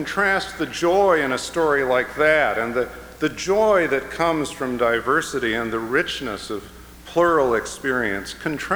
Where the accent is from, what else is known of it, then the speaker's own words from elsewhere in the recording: Chicago, Illinois, United States; the people among whom I grew up in the Chicago area